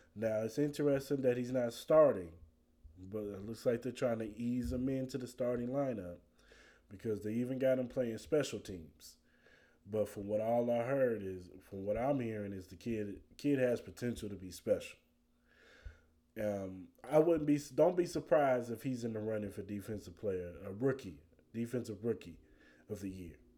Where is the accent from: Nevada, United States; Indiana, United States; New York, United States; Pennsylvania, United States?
Nevada, United States; Las Vegas; also born or lived in Kansas City, Missouri; I'm from Kansas City, Missouri, raised in Las Vegas, Nevada.